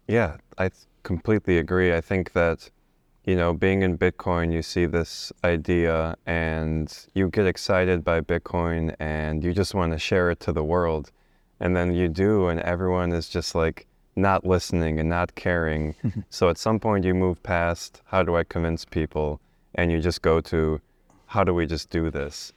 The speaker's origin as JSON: {"language": "English", "country": "United States", "tie": "born or raised there", "also_born_or_lived": "Bosnia", "said": "my family is from Bosnia and I, you know, I've, I was raised in America, but the reason we left is, uh, we left as refugees because of the Civil War"}